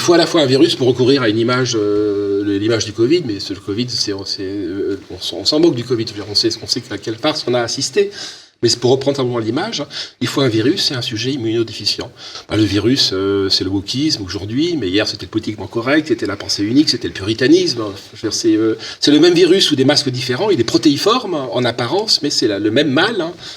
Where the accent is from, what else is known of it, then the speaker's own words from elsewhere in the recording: France; chez nous en France